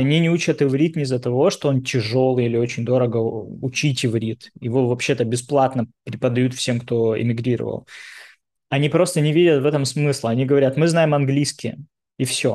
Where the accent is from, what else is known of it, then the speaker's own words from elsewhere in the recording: Dnipro, Dnipropetrovsk Oblast, Ukraine; also born or lived in Moscow, Russia / Tel Aviv, Israel; now in New York, United States; Когда я первый раз переезжал там, из Днепропетровска в Москву, для меня домом был Днепропетровск